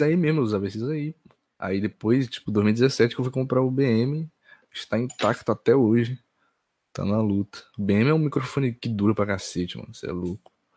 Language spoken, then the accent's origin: Portuguese; Ceará, Brazil; eu sou da cidade do, do Leãozinho, mano. Ceará aqui